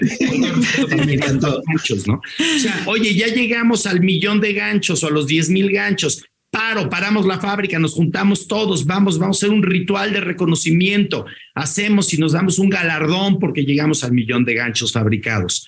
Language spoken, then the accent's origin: Spanish; Mexico; como mexicanos